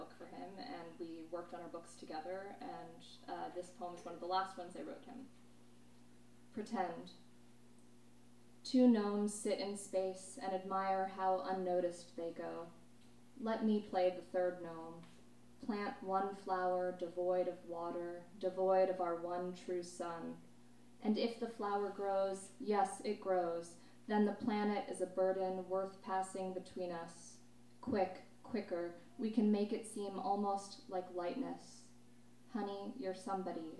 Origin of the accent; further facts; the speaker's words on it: New York, United States; now in Los Angeles, United States; I grew up in New York, never learned how to drive